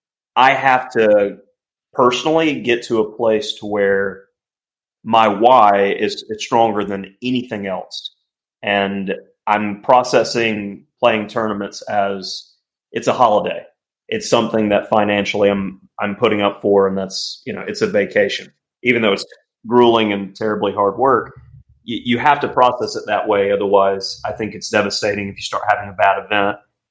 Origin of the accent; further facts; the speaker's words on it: Alabama, United States; my home state of Alabama